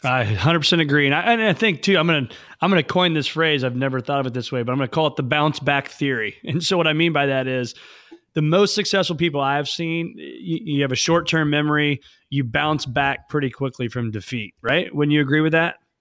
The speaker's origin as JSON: {"language": "English", "town": "Mattoon", "region": "Illinois", "country": "United States", "tie": "born or raised there", "said": "my hometown of Mattoon, Illinois"}